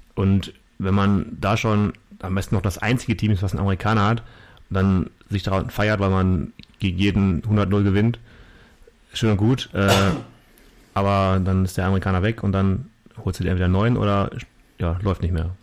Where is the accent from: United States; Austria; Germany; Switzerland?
Germany; als Deutscher